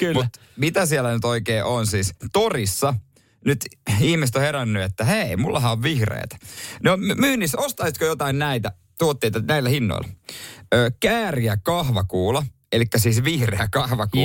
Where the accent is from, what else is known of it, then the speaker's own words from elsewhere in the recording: Seinäjoki, South Ostrobothnia, Finland; oma kotikuntani Seinäjoki